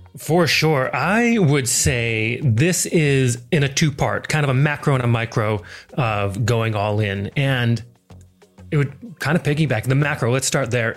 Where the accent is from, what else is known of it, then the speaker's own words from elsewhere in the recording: Missoula, Montana, United States; moved away as an adult; now in Adelaide, Australia; I am originally from Missoula, Montana. Not a lot of people come from Montana. I think the whole state, it's like the fourth largest state, and I think we still have less than a million people in that entire state. It's crazy, but beautiful little town that I grew up in.